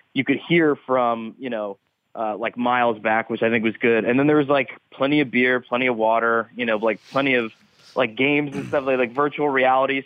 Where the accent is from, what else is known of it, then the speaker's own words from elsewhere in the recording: Scranton, Pennsylvania, United States; growing up in Scranton